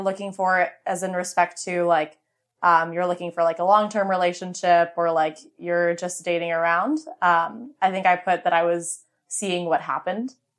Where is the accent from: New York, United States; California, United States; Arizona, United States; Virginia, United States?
Virginia, United States; Vienna; I was from Vienna